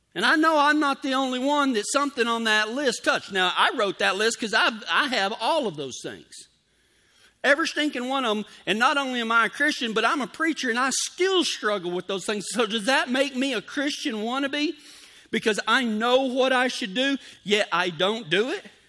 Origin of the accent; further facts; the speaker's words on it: Texas, United States; moved away; I'm from the South. I'm from Texas. We, we didn't use the term gunsel down there